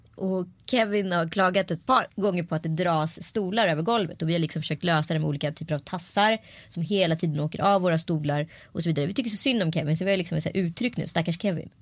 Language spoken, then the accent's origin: Swedish; Örebro, Örebro County, Sweden; I Vivalla i Örebro, där jag är ifrån